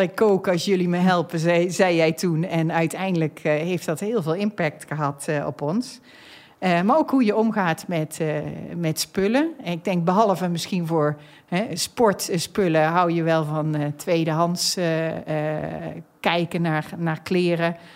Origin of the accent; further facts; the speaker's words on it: North Brabant, Netherlands; now in The Hague, Netherlands; Ik ben een echte Brabantse. Ik heb over de hele wereld gewoond en gewerkt, maar ben nu neergestreken in Den Haag.